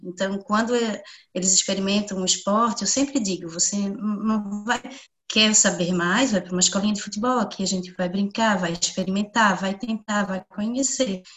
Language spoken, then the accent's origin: Portuguese; Biguaçu, Santa Catarina, Brazil; Eu sou de Biguaçu.